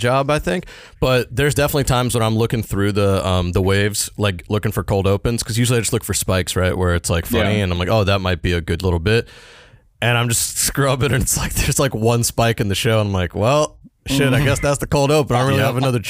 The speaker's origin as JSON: {"language": "English", "town": "Jacksonville", "region": "Florida", "country": "United States", "tie": "born or raised there", "moved": "yes", "lives_now": "New York, United States", "said": "we both live in New York now, but we grew up in Jacksonville, Florida"}